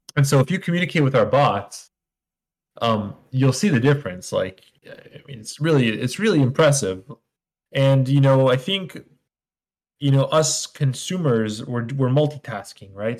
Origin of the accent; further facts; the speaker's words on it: Israel; moved away as an adult; also born or lived in New York; now in United States; I'm originally from Israel. I moved to the United States when I was 21.